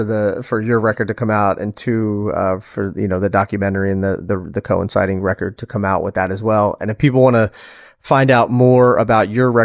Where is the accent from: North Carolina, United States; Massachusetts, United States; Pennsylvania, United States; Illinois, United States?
Pennsylvania, United States; I'm from Pennsylvania.